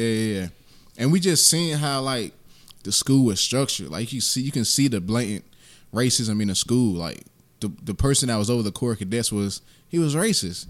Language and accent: English; Augusta, Georgia, United States; also born or lived in South Bronx, New York; I'm born and raised in Augusta